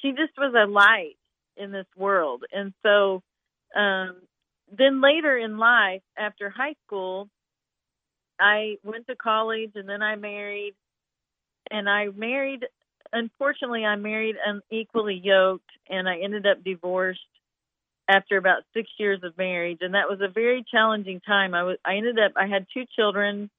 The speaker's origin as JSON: {"language": "English", "town": "Picher", "region": "Oklahoma", "country": "United States", "tie": "born or raised there", "moved": "yes", "lives_now": "Branson, United States", "said": "I grew up in a very small town called Pitcher, Oklahoma, in the state of Oklahoma"}